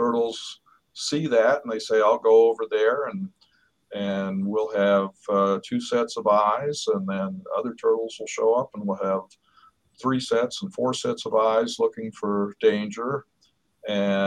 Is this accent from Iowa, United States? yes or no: no; Oklahoma City, Oklahoma, United States; now in Pennsylvania, United States; I grew up in Oklahoma City